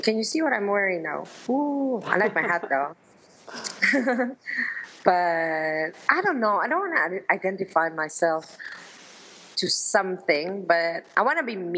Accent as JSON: {"language": "English", "country": "Philippines", "tie": "born or raised there", "also_born_or_lived": "Milan, Italy", "moved": "as an adult", "said": "my mother's from the Philippines, and I grew up in the Philippines"}